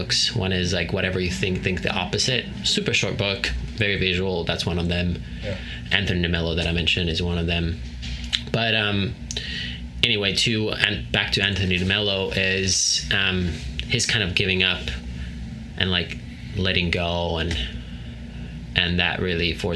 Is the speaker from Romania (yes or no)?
no; Finland; growing up in Finland at our family farm.